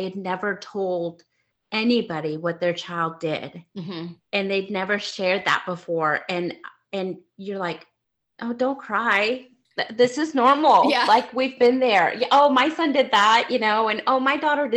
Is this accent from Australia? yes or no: no; Mexico; moved away; I grew up in Mexico